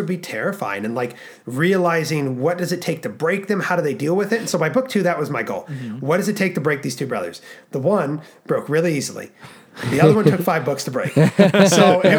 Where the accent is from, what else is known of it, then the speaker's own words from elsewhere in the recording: Alaska, United States; We were born and raised in Alaska.